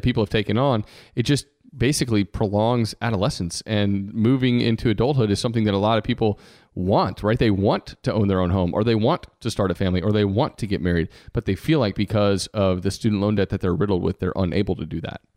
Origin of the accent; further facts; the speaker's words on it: Georgia, United States; I decided on purpose to come back to my home state